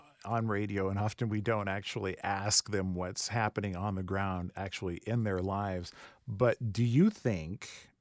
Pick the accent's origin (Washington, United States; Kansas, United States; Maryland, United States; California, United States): California, United States; Rancho Cucamonga; For high school me, growing up in Rancho Cucamonga